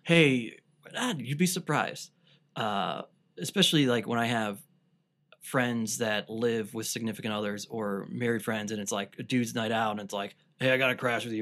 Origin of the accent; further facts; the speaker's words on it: Cleveland, Ohio, United States; I grew up on the East Side